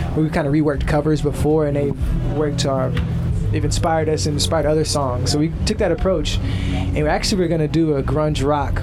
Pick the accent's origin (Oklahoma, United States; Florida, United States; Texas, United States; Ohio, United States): Texas, United States; Houston; moved away as an adult; now in San Francisco, United States; Houston, my hometown.